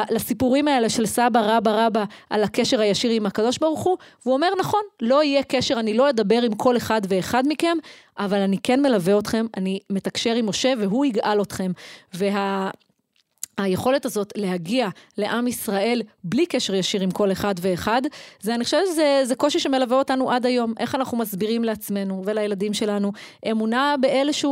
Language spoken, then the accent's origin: Hebrew; Efrat, West Bank, Palestine; אני גדלתי באפרת, אני אהיה קומונרית באפרת.